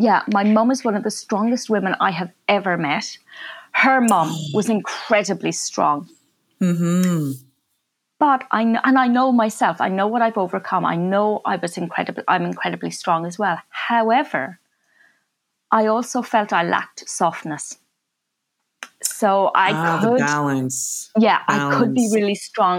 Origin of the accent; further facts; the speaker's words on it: Ireland; moved away; my family, we came from Ireland